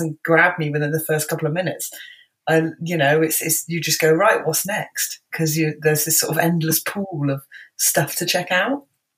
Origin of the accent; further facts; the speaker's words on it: Bristol, South West England, United Kingdom; I was born and raised in Bristol. Luckily I don't have the accent. I am from Bristol